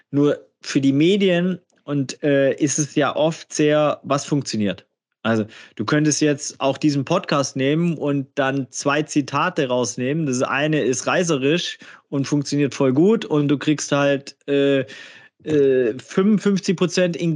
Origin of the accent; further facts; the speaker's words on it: Gladbach, North Rhine-Westphalia, Germany; fragen, woher kommst du denn? Und dann äh, sage ich aus äh, Gladbach und dann sagen, ja, aber woher kommst du wirklich?